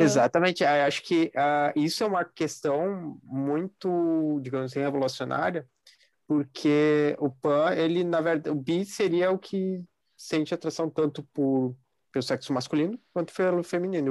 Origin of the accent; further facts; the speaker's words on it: Brazil; a gente é brasileiro